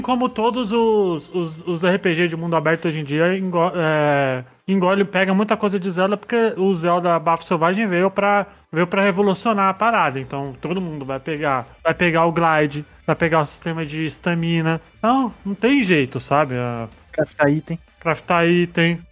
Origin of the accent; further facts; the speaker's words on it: Brazil; a gente é brasileiro, a gente não é gringo